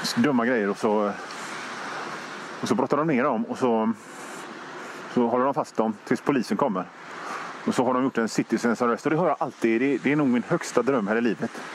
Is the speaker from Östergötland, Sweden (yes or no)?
no; Hönö, Västra Götaland, Sweden; Jag kommer från Hönö